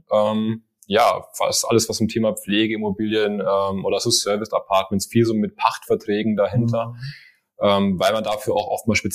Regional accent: Swabia, Germany; accent: Swabian; Also ich, ich habe eigentlich auch einen schwäbischen Akzent, aber ich glaube, den hat man nicht mehr so raus.

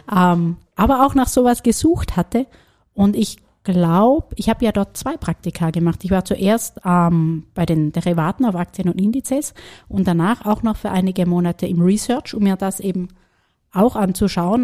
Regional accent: Germany; moved away as an adult; also born or lived in Paris, France / Berlin, Germany; now in Vienna, Austria; ich als gebürtige Deutsche

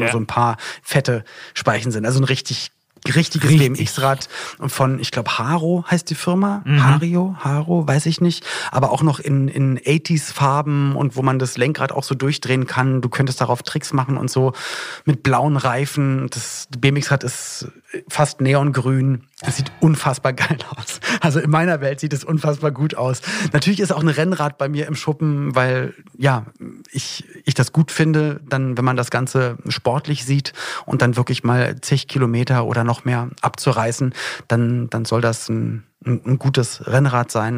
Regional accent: Berlin, Germany; moved away; also born or lived in Cologne; ich komme eigentlich auch aus Berlin und da, wo ich aufgewachsen bin in Berlin

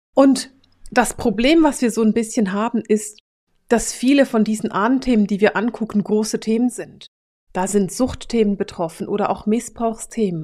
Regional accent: Switzerland; ich bin Schweizerin

